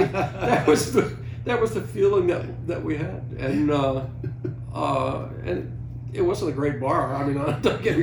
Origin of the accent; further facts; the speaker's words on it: Norfolk, Virginia, United States; I grew up in Norfolk